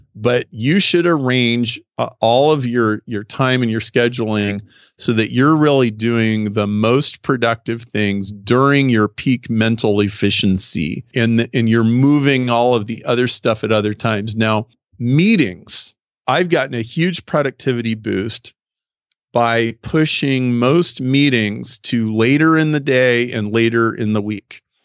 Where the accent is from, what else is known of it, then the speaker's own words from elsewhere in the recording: Nebraska, United States; now in Chicago, United States; I grew up in Nebraska. I live in Chicago, so I'm a very Midwestern guy